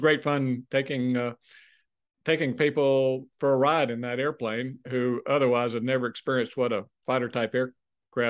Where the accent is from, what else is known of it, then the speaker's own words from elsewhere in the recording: San Antonio, Texas, United States; went for undergraduate pilot training near my hometown. Here it is in San Antonio